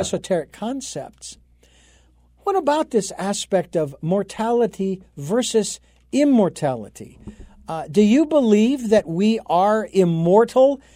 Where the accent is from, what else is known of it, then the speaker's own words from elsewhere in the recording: Phoenix, Arizona, United States; moved away; local folks back in Phoenix, which is where I'm, my hometown